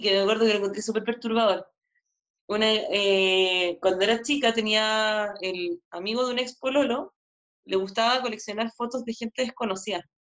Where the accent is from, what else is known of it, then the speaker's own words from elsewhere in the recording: Chile; moved away as an adult; also born or lived in Buenos Aires, Argentina; Yo cuando volví a Chile, por los que no saben, yo viví en Argentina un par de años en Buenos Aires, cuando volví a Chile abrí mi consulta